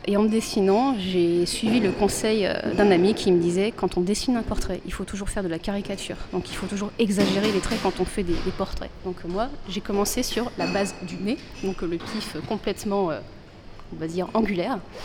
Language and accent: French; Bordeaux, Nouvelle-Aquitaine, France; de Bordelais qui se retrouvent en Belgique